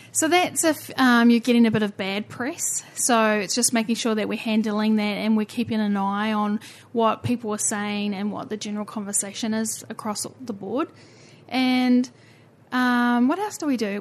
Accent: New Zealand; accent: Kiwi; We are slightly unique at the bottom of the earth

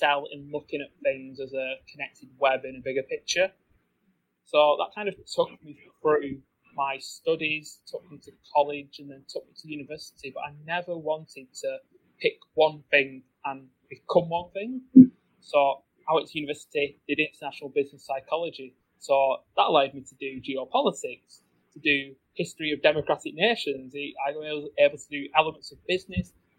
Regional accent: England, United Kingdom; I grew up in England.

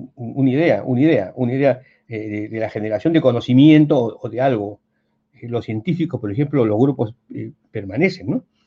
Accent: Peru; yo estudié en el Colegio Militar de un Soprado

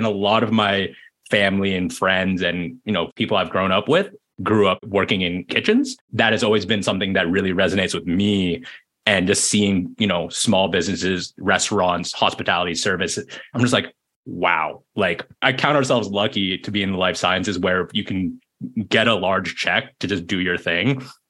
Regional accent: Berkeley, California, United States; for me growing up in Berkeley, being close to UC Berkeley

